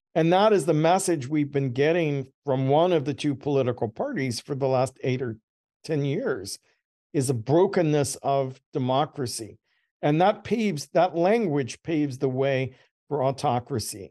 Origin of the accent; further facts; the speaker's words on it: Georgia, United States; I was born in Georgia.